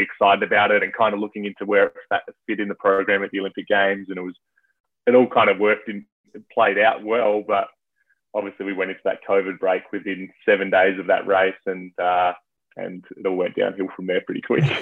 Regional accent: Adelaide, South Australia, Australia; I'm from Adelaide, which is South Australia.

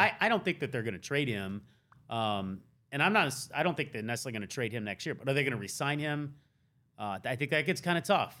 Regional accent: the South, United States; moved away; I'm from the South, sorta.

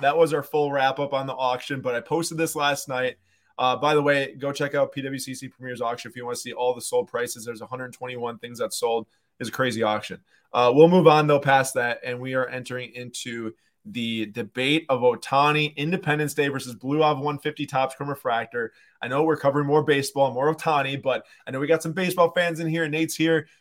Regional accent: Milwaukee, Wisconsin, United States; we are from Milwaukee

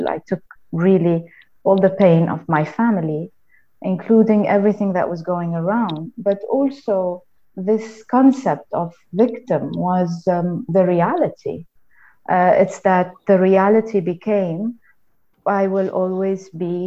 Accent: Lebanon; I'm from Lebanon. I grew up in Lebanon

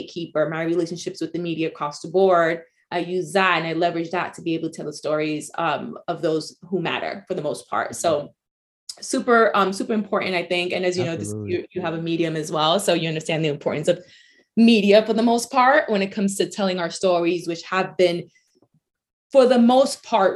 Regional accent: New York City, New York, United States; first language Spanish; English is a second language; also born or lived in East Harlem, New York City; I was born and raised in the Bronx, New York, lived there for most of my life

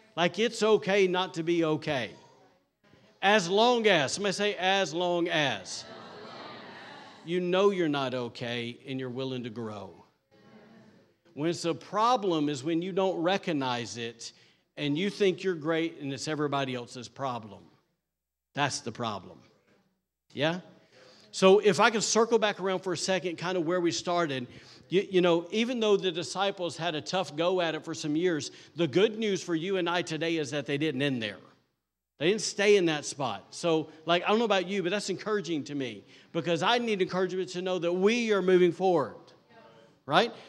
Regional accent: the South, United States; I'm from the South

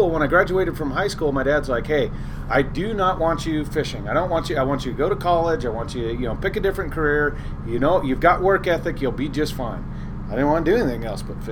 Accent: Walla Walla, Washington, United States; also born or lived in Kodiak, Alaska; I was born in Walla Walla, Washington in 1974.

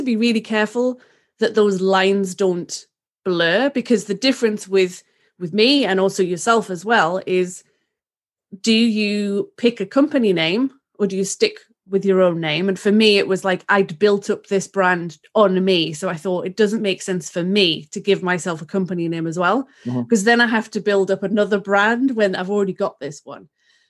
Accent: England, United Kingdom; literally, I'm the English cousin of the Kardashians.

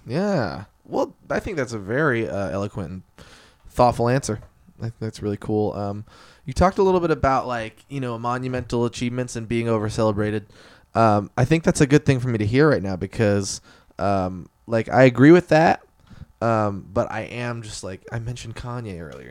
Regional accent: Eugene, Oregon, United States; growing up in North Eugene

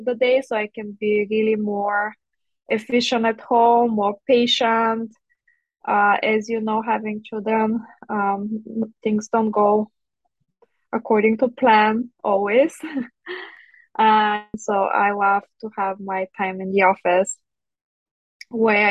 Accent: Bulgaria; moved away as an adult; now in Chicago, United States; So originally I'm from Bulgaria. So I grew up in Bulgaria. I did dental school back there

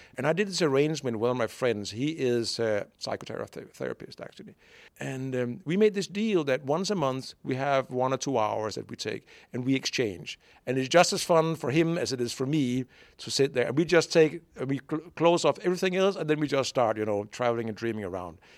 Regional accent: Denmark; moved away as an adult; also born or lived in Brazil / Hungary / United Kingdom; I'm born in Denmark

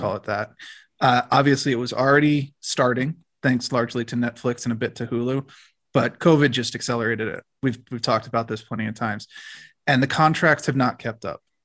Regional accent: United States

